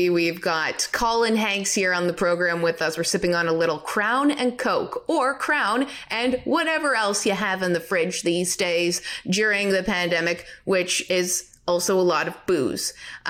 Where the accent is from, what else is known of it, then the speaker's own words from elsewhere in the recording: Canada; just as a Canadian